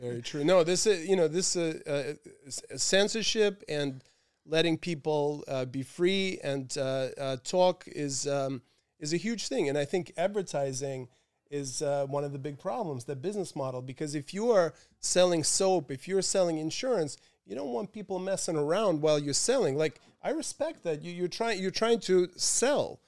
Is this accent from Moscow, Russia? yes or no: yes; Moscow, Russia; also born or lived in Paris / London; now in New York, United States; my hometown of Moscow